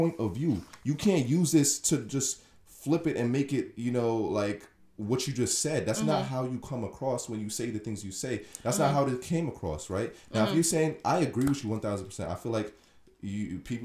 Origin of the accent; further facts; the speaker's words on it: Irvington, New Jersey, United States; I'm from Irvington, New Jersey